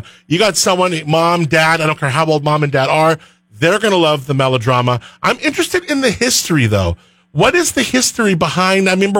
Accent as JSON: {"language": "English", "area": "northern LA County", "region": "Southern California", "country": "United States", "tie": "born or raised there", "moved": "yes", "said": "I grew up in Southern California in like the northern part of LA County. So I was near like Thousand Oaks."}